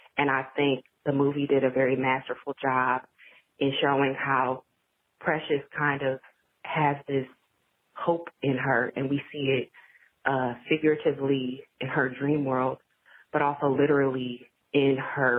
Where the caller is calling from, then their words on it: Atlanta, Georgia, United States; I'm calling from Atlanta, Georgia.